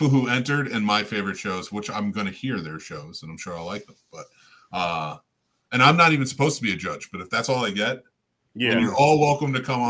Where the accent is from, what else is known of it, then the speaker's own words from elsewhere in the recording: New Jersey, United States; I'm from Jersey